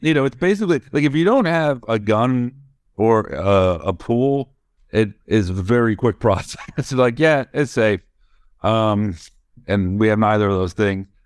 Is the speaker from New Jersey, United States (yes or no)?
no; Florida, United States; moved away; I was born in Florida